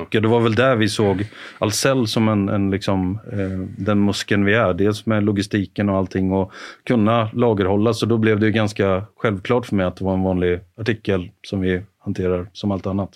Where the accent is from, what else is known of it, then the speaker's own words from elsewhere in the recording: Karlskoga, Örebro County, Sweden; moved away; var jag hemma i Karlskoga och, och jobbade